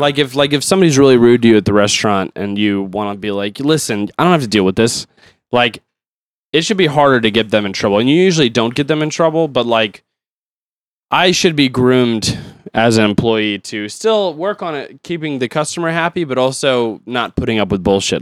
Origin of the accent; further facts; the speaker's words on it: United States; I'm an American